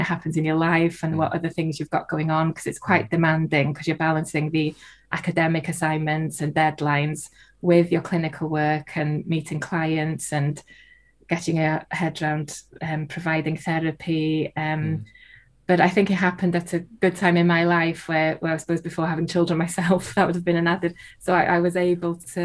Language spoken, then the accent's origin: English; North Wales, United Kingdom; first language Welsh; English is a second language; I'm from North Wales, and my first language is Welsh.